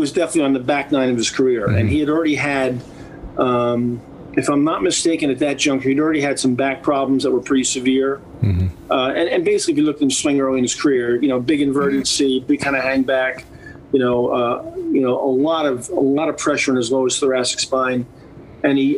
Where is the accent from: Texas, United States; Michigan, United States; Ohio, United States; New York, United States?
New York, United States; As a New Yorker